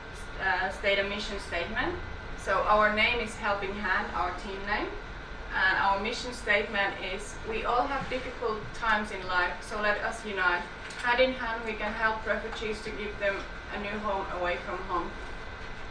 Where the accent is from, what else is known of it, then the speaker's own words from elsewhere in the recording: Finland; moved away; I'm from Finland